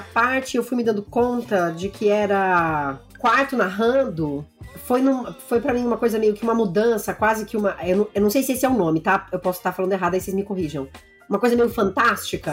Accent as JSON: {"language": "Portuguese", "region": "interior of São Paulo", "country": "Brazil", "tie": "born or raised there", "said": "eu sou de uma cidade do interior de São Paulo"}